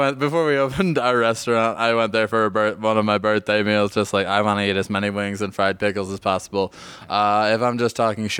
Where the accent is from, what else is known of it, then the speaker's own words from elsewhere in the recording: Buffalo, New York, United States; now in Denver, United States; growing up in Buffalo